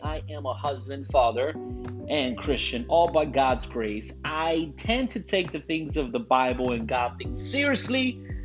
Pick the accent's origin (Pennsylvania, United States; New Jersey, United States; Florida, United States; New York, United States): Florida, United States; Broward County, South; Puerto Rican guy, born and raised in South Florida, Broward County